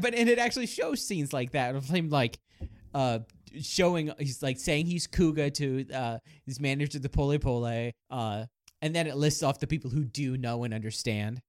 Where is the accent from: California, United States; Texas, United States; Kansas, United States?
Kansas, United States; I was born in Kansas